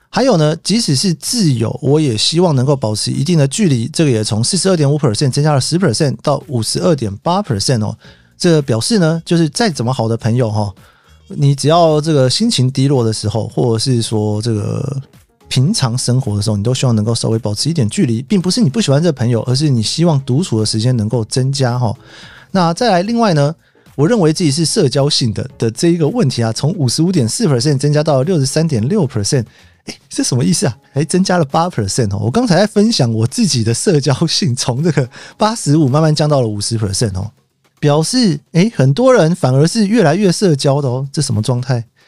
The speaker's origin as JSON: {"language": "Chinese", "region": "Taipei", "country": "Taiwan", "tie": "born or raised there", "said": "我们家就从小住在台北嘛"}